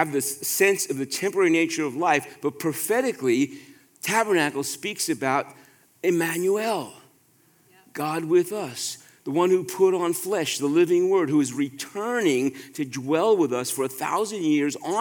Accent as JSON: {"language": "English", "town": "New York City", "region": "New York", "country": "United States", "tie": "born or raised there", "said": "growing up in New York City, where there's such a high population of Jewish people, got a lot of days off from school"}